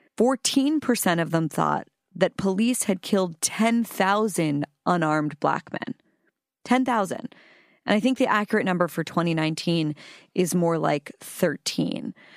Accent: Pittsburgh, Pennsylvania, United States; I'm from Pittsburgh

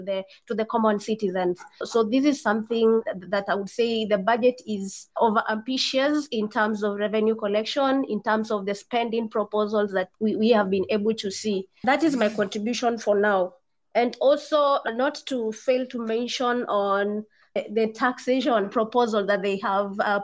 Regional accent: Mombasa, Mombasa County, Kenya; I come from Mombasa County

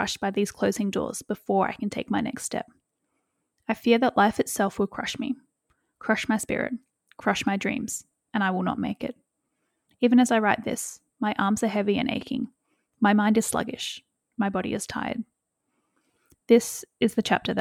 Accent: Western Australia, Australia; moved away; my hometown in Western Australia

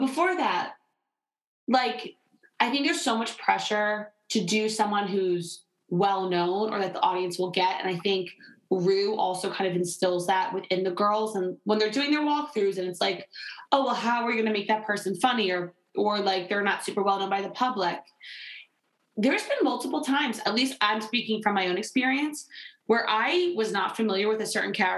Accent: Delaware County, Pennsylvania, United States; we are both from Delaware County, aka Delco

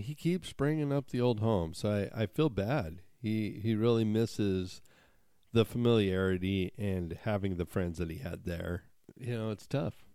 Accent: Montana, United States; growing up in Montana

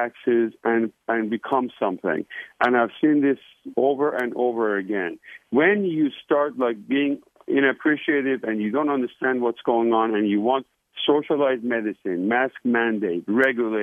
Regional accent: Iran; now in United States; I was born in Iran, beautiful, beautiful country.

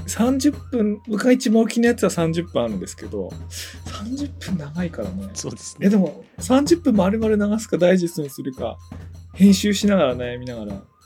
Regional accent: Tōno, Iwate, Japan; now in Tokyo, Japan; ここ出身なんですけど、ちょくちょく来てる。でも普段は東京にいるんですけど

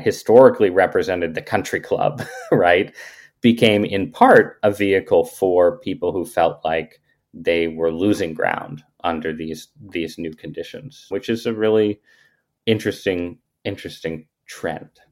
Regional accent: New Haven, Connecticut, United States; also born or lived in San Francisco; I ended up growing up in southern Connecticut, uh, mostly in New Haven, Connecticut

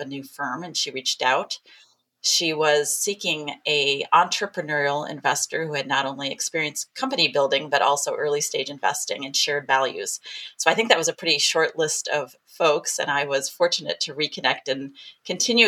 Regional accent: Midwest, United States; we're both from the Midwest

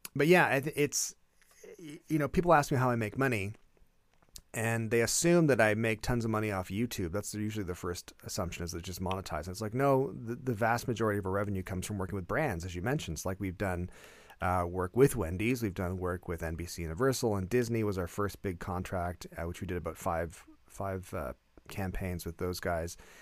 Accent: Canada; as a Canadian

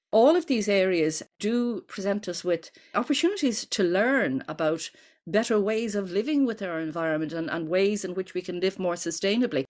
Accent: Dublin, Leinster, Ireland; growing up in Ireland, we'd say in the nineteen sixties, and at that point, your bedroom in the ordinary house that we lived in in North Dublin

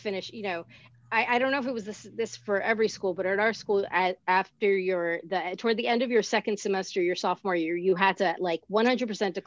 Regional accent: Teaneck, New Jersey, United States; I'm from Teaneck

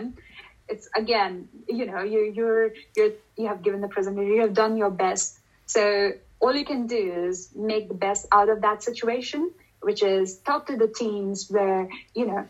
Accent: India; moved away; I come from India, and you know, asking things straight away is kind of not in our culture

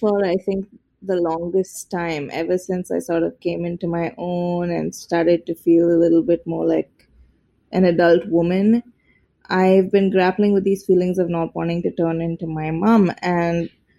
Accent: India; as Indian women, we really wanted to explore how our relationships with our mothers determine so much of how we interact with the world

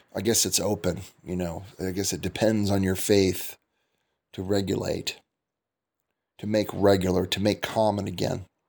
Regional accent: United States; moved away as an adult; now in Turkey; I'm an American

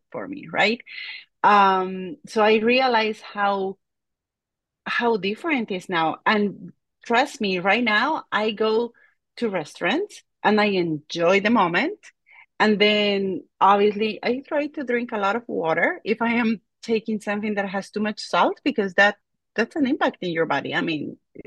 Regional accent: La Paz, Bolivia; moved away; I am from La Paz, Bolivia, and that's about 12,000 feet above the ocean.

